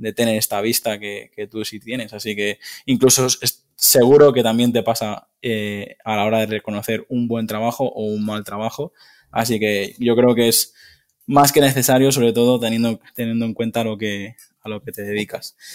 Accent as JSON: {"language": "Spanish", "area": "Mallorca", "region": "Balearic Islands", "country": "Spain", "said": "yo soy mallorquín"}